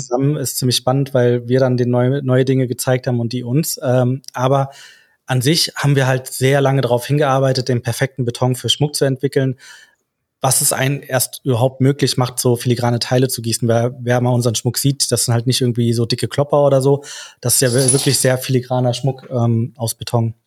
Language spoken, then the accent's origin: German; Frankfurt, Hesse, Germany; wir sind aus Frankfurt